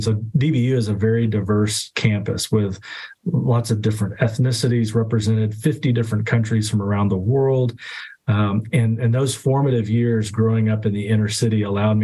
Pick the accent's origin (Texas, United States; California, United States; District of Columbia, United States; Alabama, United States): Texas, United States; Dallas; I grew up in Oak Cliff. I'm an Oak Cliff boy.